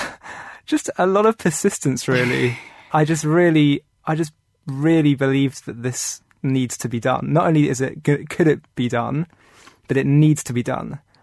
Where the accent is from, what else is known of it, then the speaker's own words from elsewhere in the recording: London, United Kingdom; I grew up in London